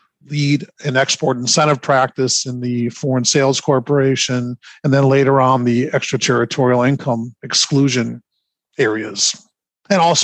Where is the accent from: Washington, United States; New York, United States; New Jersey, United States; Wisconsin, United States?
Wisconsin, United States; moved away as an adult; now in Florida, United States; I am not a Florida native. I spent many years and decades in the state of Wisconsin